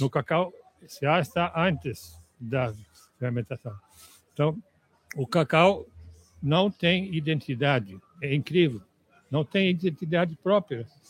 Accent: Netherlands; Portuguese is a second language; moved away as an adult; also born or lived in Ilhéus, Bahia, Brazil; now in Brazil; eu sou holandês.

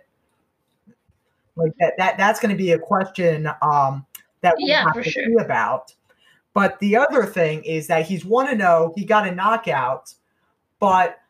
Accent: Philadelphia, Pennsylvania, United States; I'm from Philadelphia

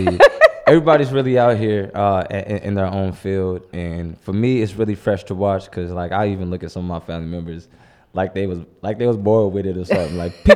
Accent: St. Louis, Missouri, United States; I'm so blessed to have grown up on the North.

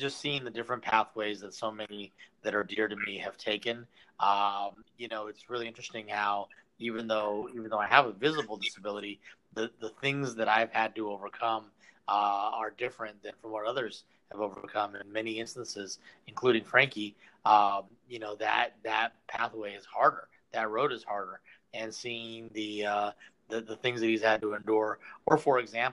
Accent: San Diego, California, United States; how I wound up here full time, and how I wound up growing up in San Diego

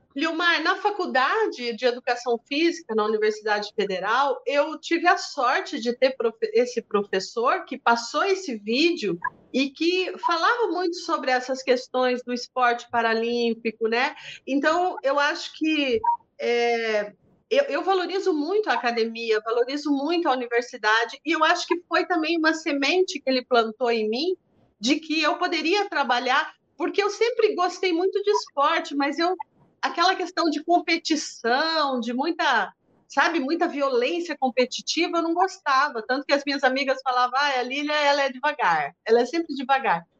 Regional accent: Brazil; lá em Tararé, na cidade onde eu nasci, no colégio de freiras, onde eu estudei

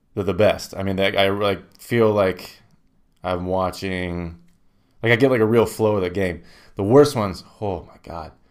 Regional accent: Indiana, United States; I'm from Indiana.

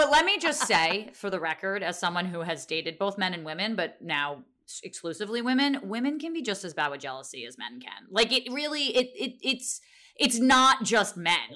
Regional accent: Montclair, New Jersey, United States; I grew up in uh, Montclair.

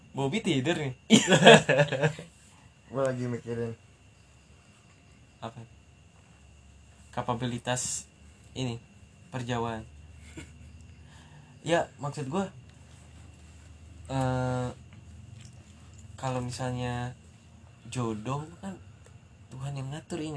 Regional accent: Jakarta, Indonesia; born there; udah gua jelasin kan gua lahir di Jakarta.

